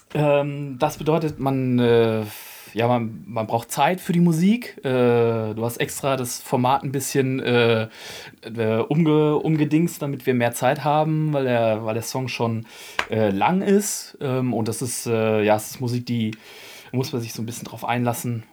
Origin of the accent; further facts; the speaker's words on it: Bielefeld, North Rhine-Westphalia, Germany; Ich bin, ähm, in der Punk- und Hardcore-Szene aufgewachsen hier in Bielefeld